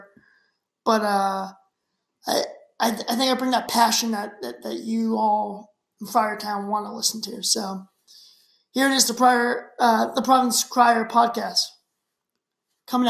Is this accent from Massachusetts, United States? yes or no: yes; Shrewsbury, Massachusetts, United States; I grew up in Shrewsbury, which is right outside of Worcester, Massachusetts